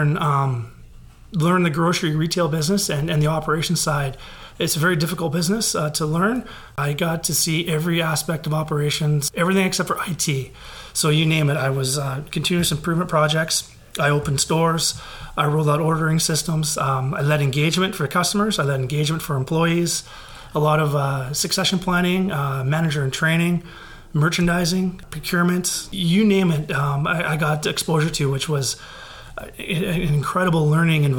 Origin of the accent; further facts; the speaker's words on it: Victoria, British Columbia, Canada; I'm born and raised in Victoria, Down Island